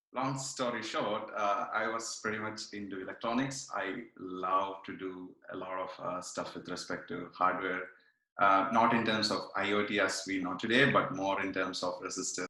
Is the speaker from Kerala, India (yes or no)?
yes; Kannur, Kerala, India; now in Montreal, Canada; I'm from Kerala. I'm from uh, Kannur uh, in Kerala. Uh, now I'm in Montreal